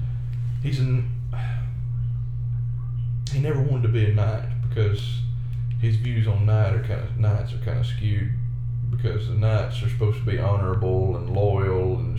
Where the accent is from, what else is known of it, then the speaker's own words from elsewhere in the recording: Mississippi, United States; We are from Mississippi